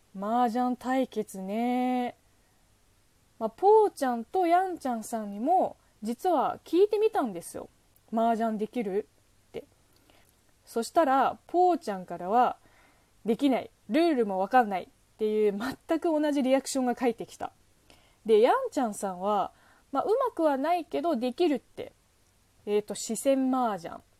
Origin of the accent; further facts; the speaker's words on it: southern China, China; Japanese is a second language; now in Japan; うちの地元の方言とほぼ一緒